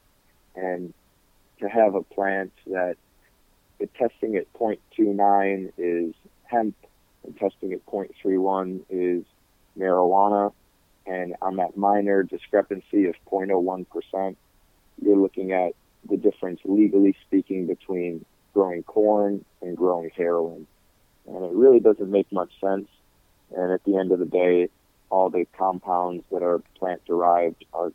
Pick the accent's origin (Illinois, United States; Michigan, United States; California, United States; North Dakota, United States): Michigan, United States; also born or lived in North Carolina; my home state of Michigan